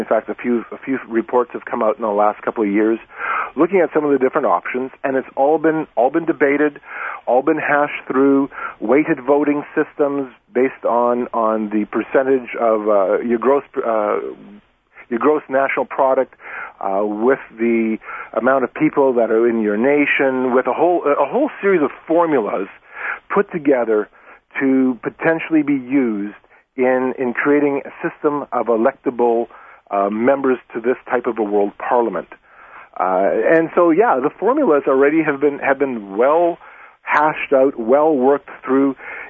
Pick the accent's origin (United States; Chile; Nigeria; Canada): Canada; And so as a Canadian, immediately the question pops up, why?